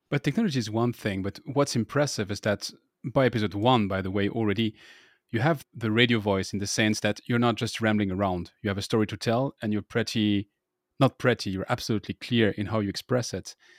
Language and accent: English; France; accent: French; English is a second language; my annoying French accent